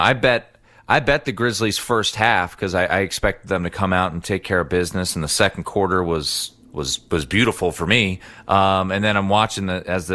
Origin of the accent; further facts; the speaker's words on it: Washington, District of Columbia, United States; I'm from Washington, D.C.